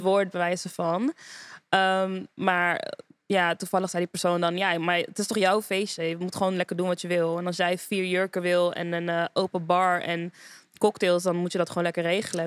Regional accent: Amsterdam, North Holland, Netherlands; moved away as an adult; now in Rotterdam, Netherlands; Ik ben een Amsterdammer, geboren en getogen

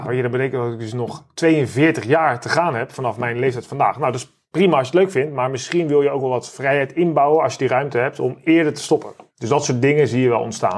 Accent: Netherlands

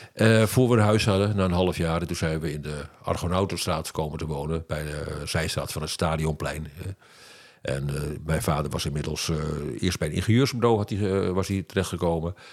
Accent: Amsterdam, North Holland, Netherlands; mij in oktober 44 in Amsterdam hè, op de wereld bracht

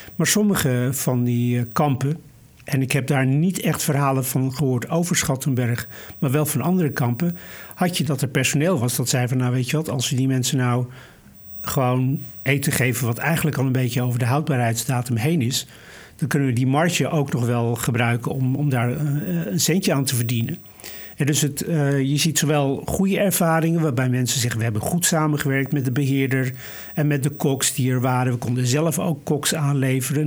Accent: Vught, North Brabant, Netherlands; moved away; ik ben in Vught geboren, ik heb daar een deel van mijn jeugd eh, doorgebracht

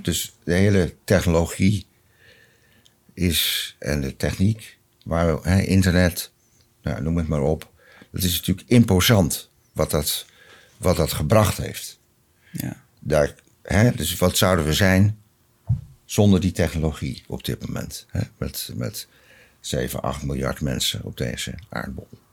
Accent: Rotterdam, South Holland, Netherlands; Ik ben geboren in een eh, groot gereformeerd gezin, Rotterdam Zuid

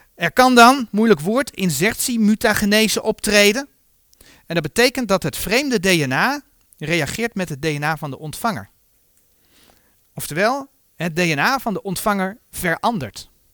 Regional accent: Netherlands; zo zijn wij Nederlanders

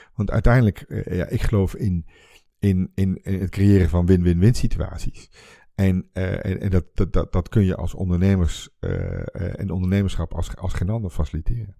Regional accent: Twente, Overijssel, Netherlands; moved away; dan ben ik eigenlijk teruggegaan naar waar ik vandaan kom, Twente.

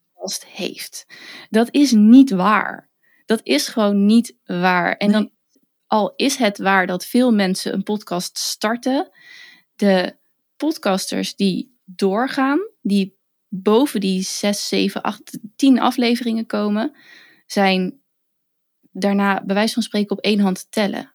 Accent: western Netherlands, Netherlands; accent: western / Randstad; ik ben, kom toevallig uit het westen van het land, dus mijn accent tussen aanhalingstekens is niet weer tussen aanhalingstekens storend

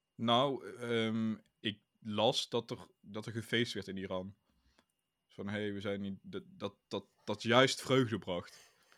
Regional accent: Netherlands; als Nederlander

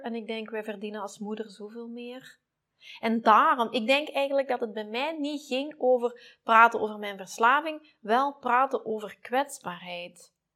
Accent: Belgium; wij doen zoveel wegmoffelen als Belgen

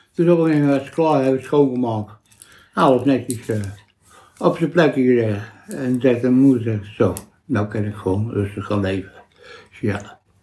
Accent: Vreeswijk, Utrecht, Netherlands; also born or lived in IJsselstein; Ik ben in IJsselstein geboren. In het ziekenhuis, twee, drie dagen in het ziekenhuis geweest. En daarna ben ik naar, eerst Vreeswijk geweest

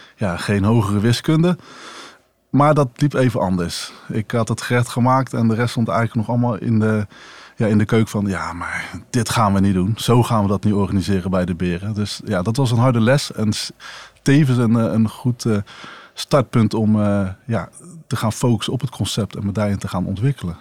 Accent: Rotterdam, South Holland, Netherlands; als Rotterdammer

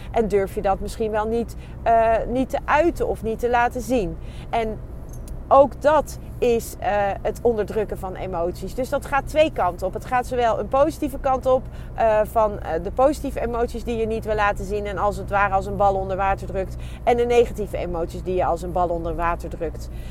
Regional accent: Netherlands; ons als, als Nederlanders

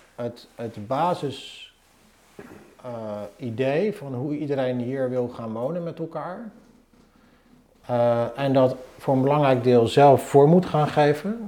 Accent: Zoetermeer, South Holland, Netherlands; moved away as an adult; now in Utrecht, Netherlands; Ik ben opgegroeid in Zoetermeer.

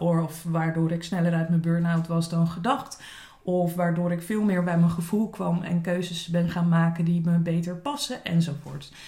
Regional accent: Dordrecht, South Holland, Netherlands; moved away as an adult; also born or lived in Zwijndrecht / Leiden / South Africa; now in Scheveningen, Netherlands; ik ben eh, geboren in Zwijndrecht, op mijn eerste in Dordrecht gaan wonen. Op mijn achttiende besloten mijn ouders dat ze naar Scheveningen wilden verhuizen.

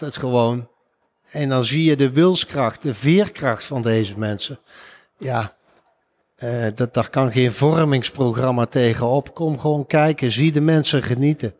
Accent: Eindhoven, North Brabant, Netherlands; Ik kom zelf uit Eindhoven

